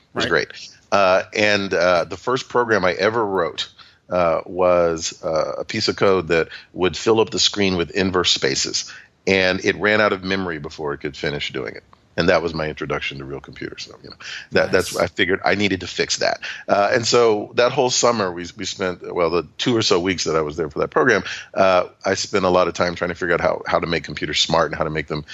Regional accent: Atlanta, Georgia, United States; also born or lived in Chattanooga, Tennessee; as you can tell by my accent, I was born in Chattanooga, Tennessee. But my earliest memory is arriving in a moving truck at the age of 3.5 in Atlanta. So I think of myself as being from Atlanta.

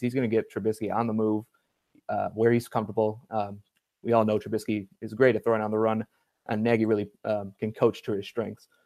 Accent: Cleveland, Ohio, United States; I grew up actually in uh, Cleveland, Ohio

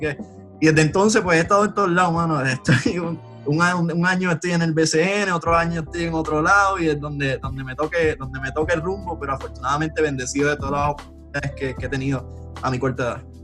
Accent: Aguadilla, Puerto Rico; also born or lived in Vega Baja, Puerto Rico; soy, soy, natural de Aguadilla, estuve en Aguadilla hasta los 12, 11 años

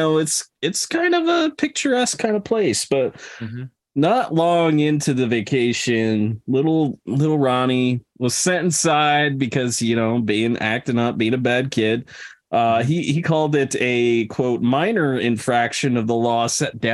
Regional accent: New York, United States; I'm a New Yorker

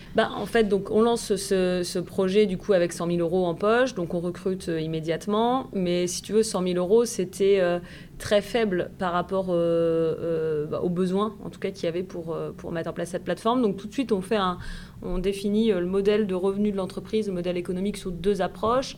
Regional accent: Puisaye, Burgundy, Bourgogne-Franche-Comté, France; moved away as an adult; also born or lived in Dijon / Bordeaux; now in Nantes, France; j'ai grandi en effet dans un petit village de Puisée

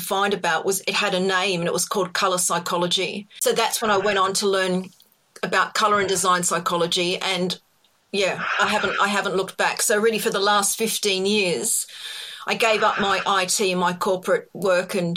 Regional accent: Australia; accent: Australian; now in United Kingdom; It's an Australian accent

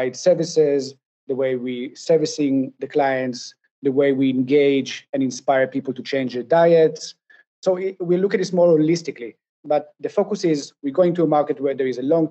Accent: Israel; I'm from Israel

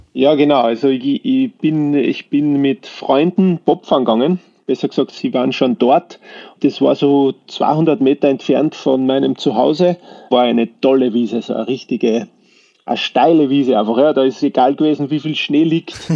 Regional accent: Wilhelmsburg, Lower Austria, Austria; now in East Tyrol, Austria; ich bin ja in Niederösterreich aufgewachsen, in Wilhelmsburg, das ist so 10, 11 Kilometer südlich von St. Pölten

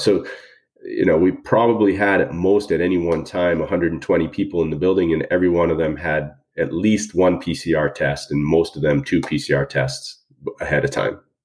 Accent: Boston, Massachusetts, United States; moved away; also born or lived in Houston; I'm originally from Boston

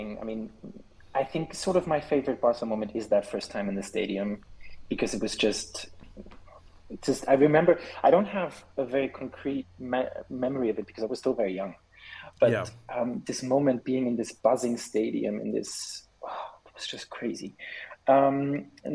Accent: Switzerland; also born or lived in Germany; I was born in Germany in 1997, but we've been living here in Switzerland for 17 years now

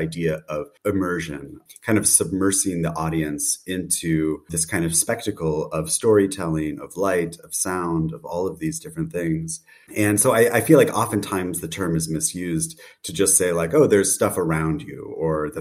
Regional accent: United States; now in Berlin, Germany; based in Berlin, though I'm American originally

